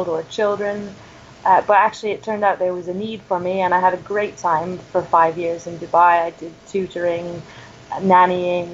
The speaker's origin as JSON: {"language": "English", "region": "Ontario", "country": "Canada", "tie": "born or raised there", "also_born_or_lived": "Twickenham, United Kingdom", "moved": "as an adult", "said": "I'm Canadian. I'm not from the States. I grew up in a small town in Ontario"}